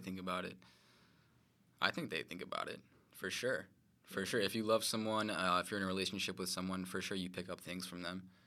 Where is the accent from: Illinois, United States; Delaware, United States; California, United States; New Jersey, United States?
Illinois, United States; Chicago; born and raised in Chicago, Illinois